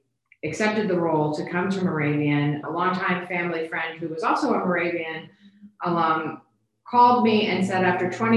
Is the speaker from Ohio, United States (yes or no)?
no; Bethlehem, Pennsylvania, United States; moved away as an adult; I grew up in Bethlehem